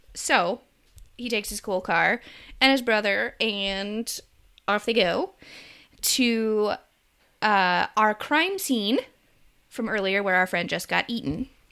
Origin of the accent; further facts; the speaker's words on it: United States; it's not anything I grew up with in America